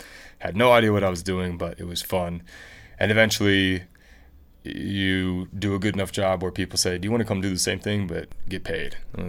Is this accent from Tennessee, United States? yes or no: yes; Memphis, Tennessee, United States; also born or lived in St. Louis / Denver; I hail from Memphis, Tennessee, home of rock and roll and a lot of fun as well.